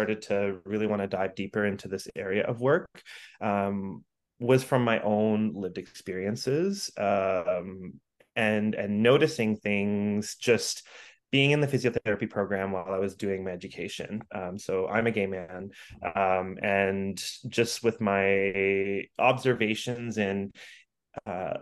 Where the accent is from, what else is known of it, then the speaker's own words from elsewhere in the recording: Ontario, Canada; moved away as an adult; now in Vancouver, Canada; I grew up in Ontario